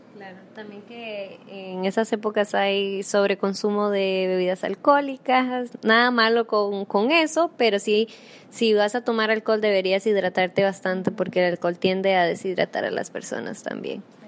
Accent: Costa Rica

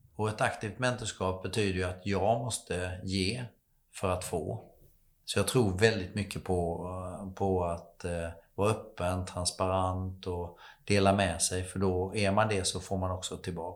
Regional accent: Slöinge, Halland County, Sweden; moved away; jag är uppvuxen i Falkenberg, eller utanför Falkenberg, ett litet samhälle som heter Slöinge

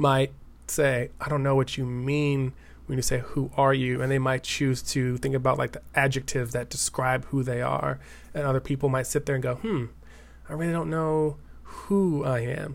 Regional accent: Denver, Colorado, United States; moved away as an adult; now in East Bay, California, United States; I'm originally from Denver, Colorado

